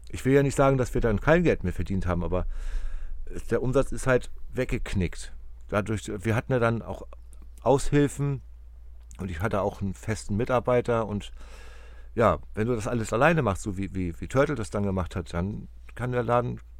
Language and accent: German; Hamburg, Germany; der ist Werder-Fan, ich bin Hamburger